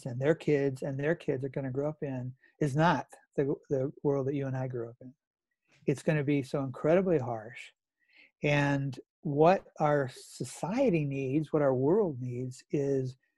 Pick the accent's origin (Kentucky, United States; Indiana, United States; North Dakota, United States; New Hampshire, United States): North Dakota, United States; I grew up in North Dakota, and my dad and grandfather were farmers